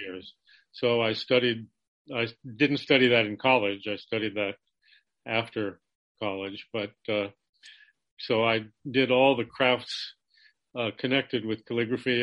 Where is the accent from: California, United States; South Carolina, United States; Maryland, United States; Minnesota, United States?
California, United States; Los Angeles; moved away as an adult; also born or lived in Santa Cruz, California; now in Santa Cruz Mountains, United States; I was born in Los Angeles, California, in the San Fernando Valley.